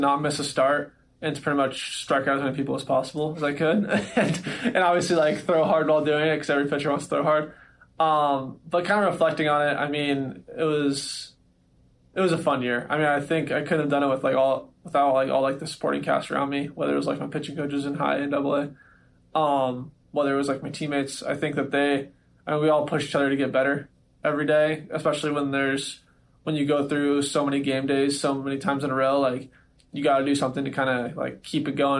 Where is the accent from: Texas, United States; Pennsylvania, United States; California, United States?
California, United States; Southern; I was a Dodgers fan growing up because I was from Southern California